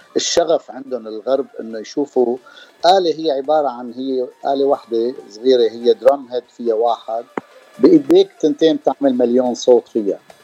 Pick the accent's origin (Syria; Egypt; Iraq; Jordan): Syria; Damascus, Damascus Governorate; also born or lived in San Diego; now in Los Angeles, United States; انا من دمشق من سوريا